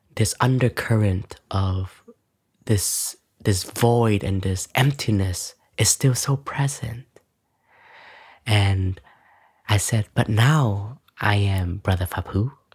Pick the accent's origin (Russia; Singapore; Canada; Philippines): Canada; moved away; when we were growing up, me and my sister, um, my family, my parents were we're both, um, um, refugees, so enter into Canada